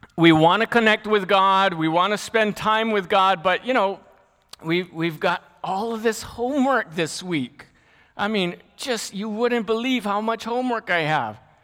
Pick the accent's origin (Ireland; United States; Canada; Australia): United States; Lahaina, Hawaii; I grew up in Lahaina, Maui, which is probably the best place in the world to grow up.